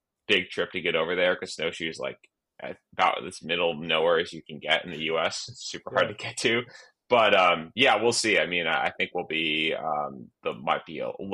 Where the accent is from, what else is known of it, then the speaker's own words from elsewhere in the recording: United States; also born or lived in New England; now in Colorado, United States; I am an American over in Basin, normally in Colorado. Right now I'm in New England for the holidays